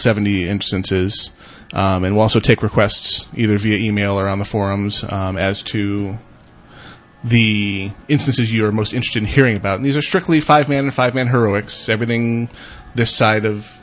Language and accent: English; United States; I'm American